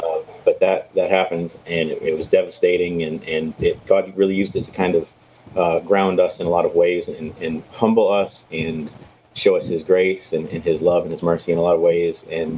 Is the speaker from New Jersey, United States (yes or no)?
no; New York, United States; moved away as an adult; now in Nashville, United States; I'm originally from Western New York.